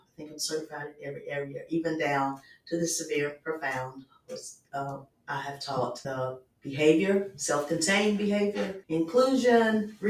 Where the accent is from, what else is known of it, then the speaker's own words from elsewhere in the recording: Lincoln County, North Carolina, United States; all born here in Lincoln County. Mm-hmm. So I was born and raised right here in Lincoln County.